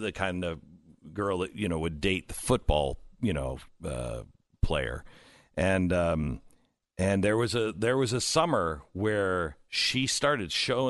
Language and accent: English; Seattle, Washington, United States; I'm from Seattle area, so she probably is not a fan of mine